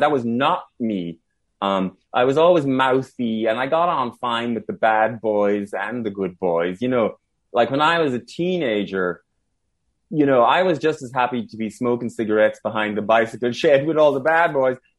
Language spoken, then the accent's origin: English; Ballinrobe, Connacht, Ireland; I'm from Ballinrobe, County Mayo, which is South County Mayo